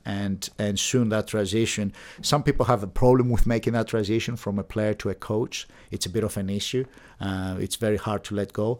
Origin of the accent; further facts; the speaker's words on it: Athens, Attica, Greece; moved away as an adult; now in Bath, United Kingdom; I'm from Greece, Athens. Um, I was there till the age of eighteen, and then I decided to come to, uh, study at university here at the University of Bath